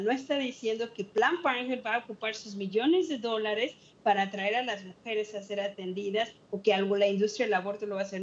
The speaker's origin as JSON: {"language": "Spanish", "country": "Mexico", "tie": "born or raised there", "moved": "yes", "lives_now": "United States", "said": "yo era la única que era nacida en México, nacida inmigrante"}